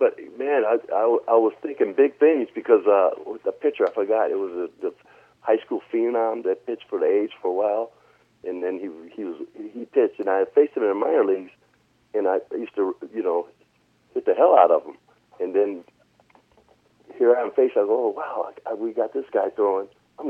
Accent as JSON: {"language": "English", "town": "Oakland", "region": "California", "country": "United States", "tie": "born or raised there", "said": "And I watched him growing up in Oakland playing ball."}